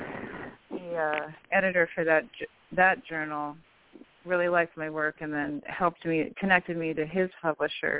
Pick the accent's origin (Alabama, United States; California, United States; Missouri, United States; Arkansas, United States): California, United States; Santa Cruz, Humboldt County; now in Wisconsin, United States; I was born in California, in Santa Cruz, California, and then I spent years in Northern California, up near almost to the Oregon border, up in Humboldt County